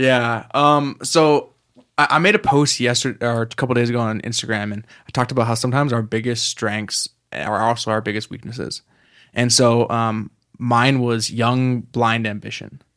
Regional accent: Canada; moved away; I'm from Canada originally.

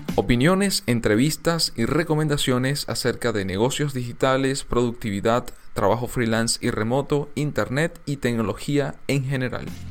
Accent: Venezuela; En mi país la radio tuvo un auge y desarrollo impresionante

